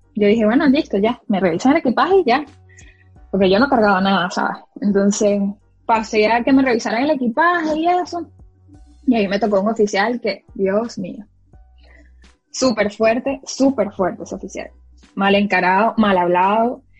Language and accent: Spanish; Barinas, Venezuela; moved away as an adult; now in United States; De Barinas